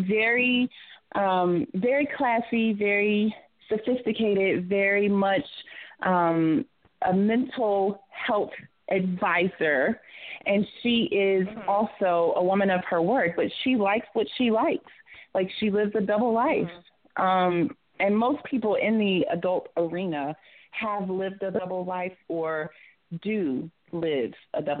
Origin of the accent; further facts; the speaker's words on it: Georgia, United States; now in Atlanta, United States; I'm not originally from Atlanta, but I live here. I am a Georgia peach